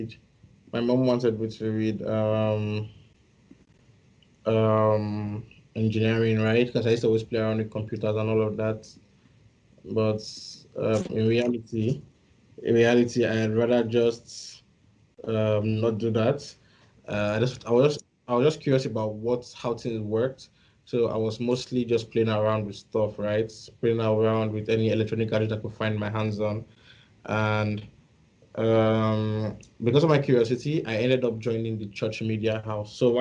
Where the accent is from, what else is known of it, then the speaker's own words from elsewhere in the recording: Edo, Nigeria; So I grew up in a place called Edo State